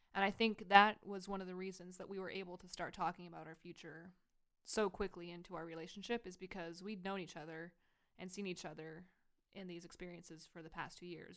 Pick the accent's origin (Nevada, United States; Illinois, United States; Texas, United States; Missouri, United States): Texas, United States; now in Idaho, United States; I'm from Texas